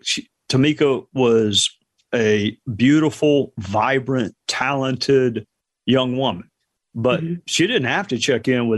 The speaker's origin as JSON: {"language": "English", "town": "Spartanburg", "region": "South Carolina", "country": "United States", "tie": "born or raised there", "said": "Spartanburg, South Carolina, my hometown"}